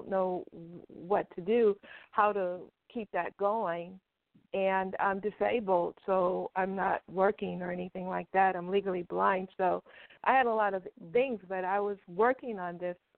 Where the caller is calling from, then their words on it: Los Angeles, California, United States; Thank you for taking my call. Los Angeles.